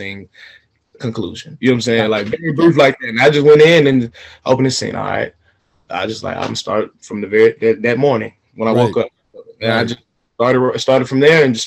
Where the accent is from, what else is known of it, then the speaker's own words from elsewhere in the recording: Atlanta, Georgia, United States; I'm from Atlanta, Georgia, born and raised